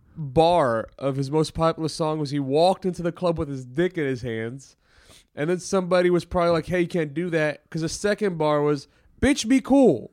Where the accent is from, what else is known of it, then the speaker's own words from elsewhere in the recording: Maryland, United States; also born or lived in Middle East; I grew up in Maryland, but I lived in the Middle East a bunch